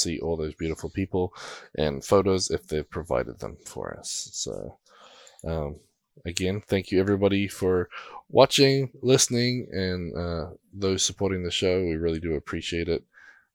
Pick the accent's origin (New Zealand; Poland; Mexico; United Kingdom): New Zealand; being a Kiwi